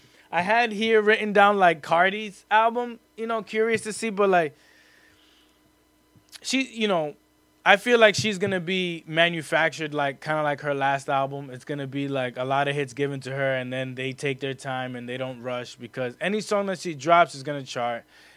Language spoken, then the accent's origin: English; New York City, New York, United States; I was born in the Bronx. Most of my family's in the Bronx.